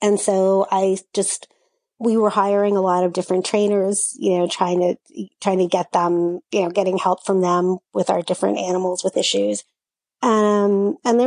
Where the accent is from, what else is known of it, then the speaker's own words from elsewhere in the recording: New Orleans, Louisiana, United States; also born or lived in Upper West Side, Manhattan, New York; now in New York, United States; I grew up in New Orleans